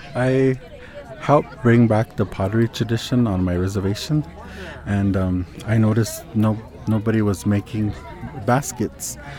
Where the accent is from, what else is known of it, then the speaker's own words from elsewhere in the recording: Jicarilla Apache Nation, northern New Mexico, United States; I'm from the Hickory Apache, um, Nation in northern New Mexico